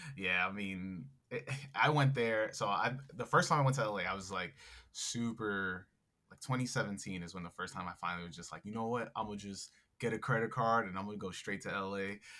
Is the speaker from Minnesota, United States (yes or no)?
no; New York, United States; I'm from New York